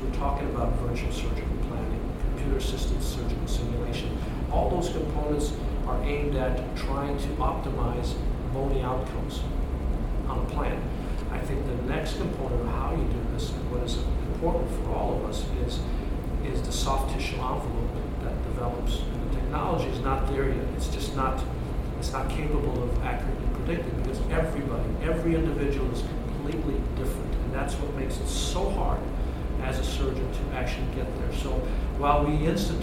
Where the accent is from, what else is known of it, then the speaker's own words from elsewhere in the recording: United States; as an American and belong to the American Association